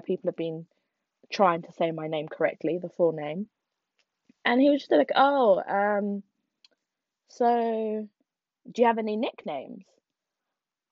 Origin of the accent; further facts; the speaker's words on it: Nigeria; I'm Nigerian. I'm Igbo.